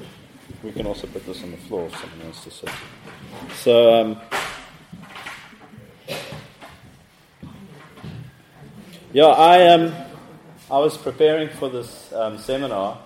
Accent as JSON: {"language": "English", "town": "Cape Town", "region": "Western Cape", "country": "South Africa", "said": "I'm from Cape Town, South Africa."}